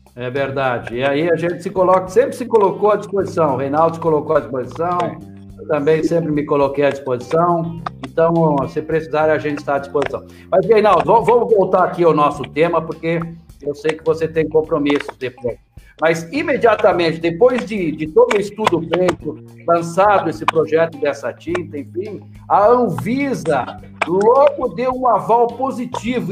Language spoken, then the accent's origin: Portuguese; Erechim, Rio Grande do Sul, Brazil; moved away; a minha terra também, o nosso barão de Cotegipe e Erechim.